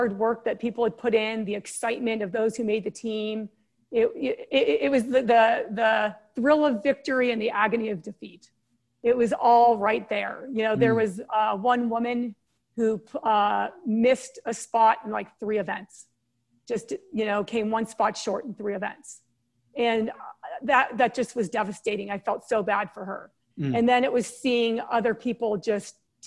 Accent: San Diego, California, United States; also born or lived in East Coast; We moved to San Diego from the East Coast when I was 6 years old.

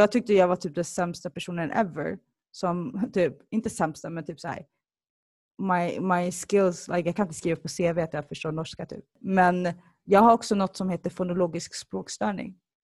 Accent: Stockholm, Stockholm County, Sweden; also born or lived in Sollefteå / Somalia; jag föddes i Sollefteå, uppväxt i Stockholm, rötter i, i Somalia

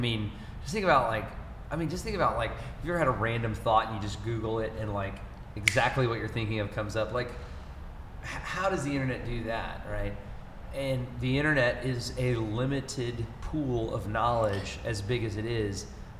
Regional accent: Alabama, United States; Well, for Shannon Gibby, the Irish woman, and Luigi Priolo from Sicily … from Alabama.

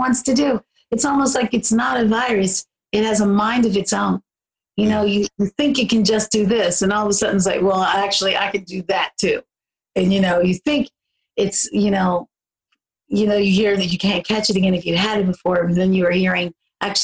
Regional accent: Philadelphia, Pennsylvania, United States; moved away; I grew up in Southwest Philly and West Philly

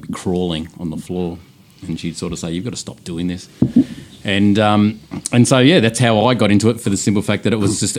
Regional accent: Scotland, United Kingdom; now in Melbourne, Australia; I'm a Scot man.

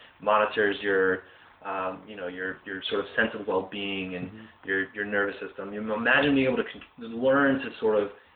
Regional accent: Philadelphia, Pennsylvania, United States; I grew up in the Pennsylvania, Philadelphia area

